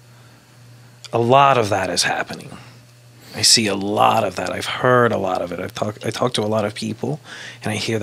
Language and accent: English; Kentucky, United States; I'm from Kentucky